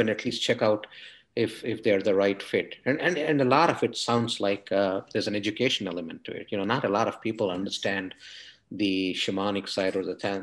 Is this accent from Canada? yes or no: no; India; moved away; I come from India. I understand the spirituality of India really, really well, having, you know, been born there, bred up there